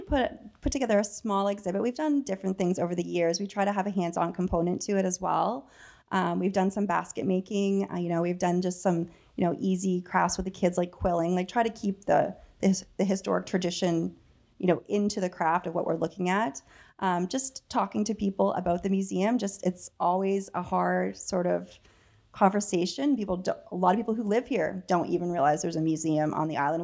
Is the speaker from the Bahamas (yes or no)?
no; Dananagra, Ontario, Canada; moved away; I'm from Dananagra.